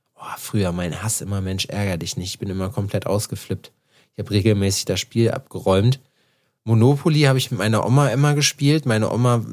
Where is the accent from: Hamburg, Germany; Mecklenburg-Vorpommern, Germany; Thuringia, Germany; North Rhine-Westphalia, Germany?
North Rhine-Westphalia, Germany; home area next to Iserlohn; now in Jena, Germany; bei uns hier in meiner Heimat ist ja Iserlohn daneben